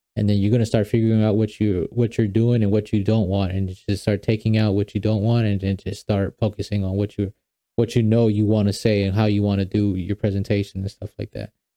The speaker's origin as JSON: {"language": "English", "region": "New York", "country": "United States", "also_born_or_lived": "Guatemala (ancestry)", "moved": "yes", "lives_now": "Atlanta, United States", "said": "I'm originally from New York"}